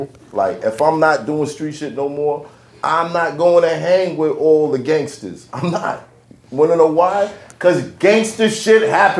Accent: New York City, New York, United States; I'm from Crown Heights

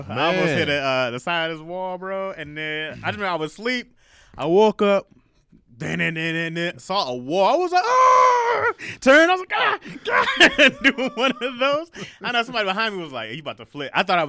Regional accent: Midwest, United States; now in Los Angeles, United States; And that's just growing up in, you know, growing up in the Midwest.

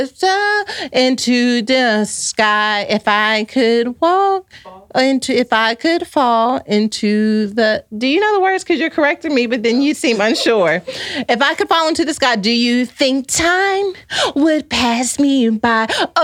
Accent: Texas, United States; I grew up in Texas and I used to listen to 106.1 Kiss FM as well

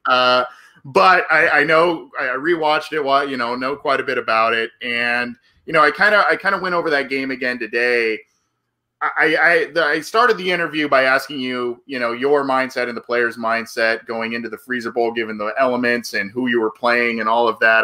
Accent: Southern California, United States; I'm from Southern California

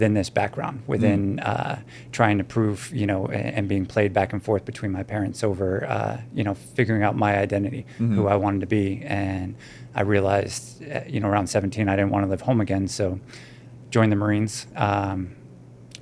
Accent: Newton, Massachusetts, United States; growing up in Newton, Massachusetts

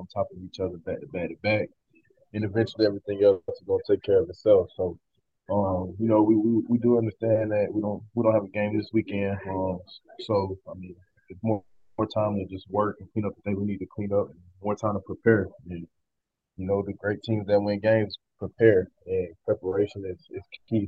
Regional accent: Atlanta, Georgia, United States; moved away as an adult; also born or lived in Jasper, Georgia; now in Edmonton, Canada; grew up in Atlanta, Georgia, and I was 6 years old when I started playing football.

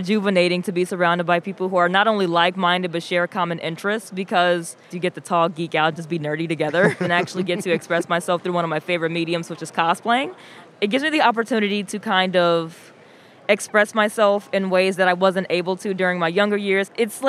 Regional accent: Leinster, Ireland; I am from County Kildare, Ireland

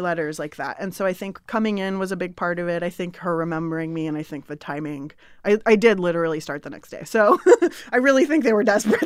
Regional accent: San Diego, California, United States; also born or lived in Berkeley, California; I grew up in San Diego, and so I came to Northern California to go to college

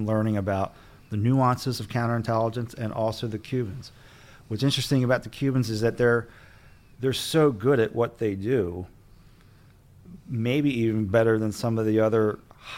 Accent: New Jersey, United States; moved away; also born or lived in Pennsylvania; I grew up in Jersey

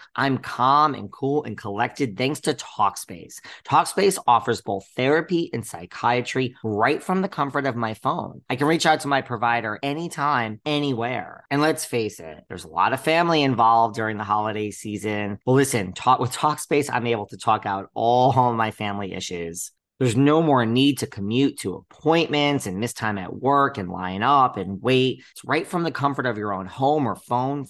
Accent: Connecticut, United States; now in New York, United States; I'm originally from Connecticut. So, you know, suburbs

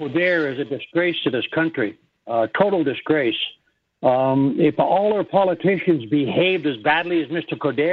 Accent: Ontario, Canada; I'm from Ontario

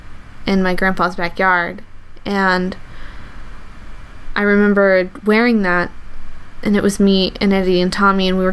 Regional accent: the South, United States; I grew up in the South

